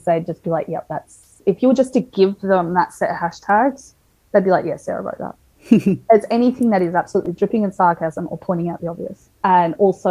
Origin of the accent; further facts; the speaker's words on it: Melbourne, Victoria, Australia; moved away as an adult; also born or lived in Townsville; we're originally from Melbourne